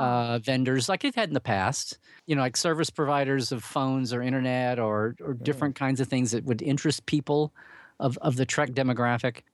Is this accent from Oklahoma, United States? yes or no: yes; Oklahoma, United States; I grew up in Oklahoma